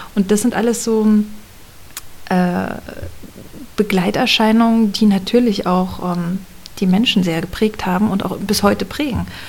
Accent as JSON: {"language": "German", "town": "Cottbus", "region": "Brandenburg", "country": "Germany", "tie": "born or raised there", "also_born_or_lived": "Potsdam / Kraków", "said": "geboren und aufgewachsen bin ich in Cottbus"}